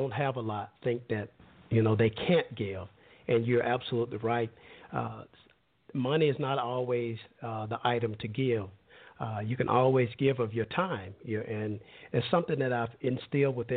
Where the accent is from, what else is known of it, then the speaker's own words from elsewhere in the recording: Alabama, United States; I'm from a little smaller town in Alabama, and where everybody knew everyone, and it's always a running joke of, you know, everybody there in my hometown, we were cousins